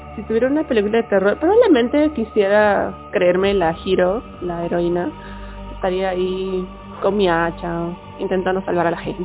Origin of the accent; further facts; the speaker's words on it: Peru; mi lugar de procedencia es Perú.